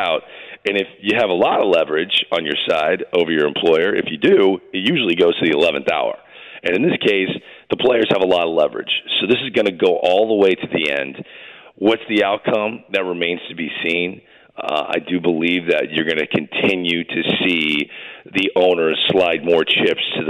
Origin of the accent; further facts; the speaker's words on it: St. Louis, Missouri, United States; Here I am in St. Louis, my hometown